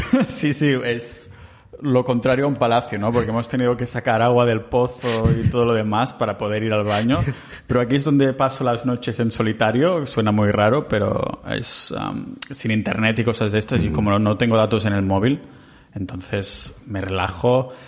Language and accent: Spanish; Catalonia, Spain; soy muy catalán